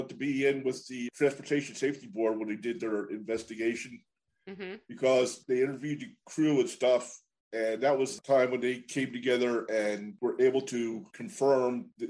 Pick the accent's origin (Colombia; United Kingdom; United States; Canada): United States; Maryland; now in Pennsylvania, United States; I grew up in Maryland. I'm in Pennsylvania now.